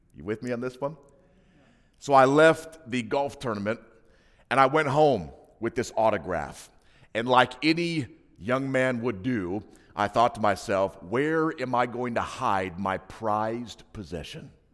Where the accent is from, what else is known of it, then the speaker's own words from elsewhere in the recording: Hinsdale, Illinois, United States; I grew up in a small, um, Adventist ghetto, uh, known as Hinsdale, Illinois